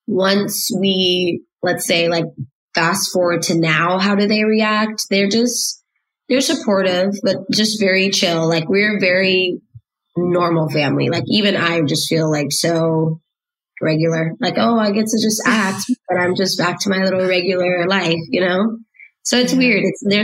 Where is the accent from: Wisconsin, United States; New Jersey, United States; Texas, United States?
Texas, United States; Dallas; moved away; I am from Dallas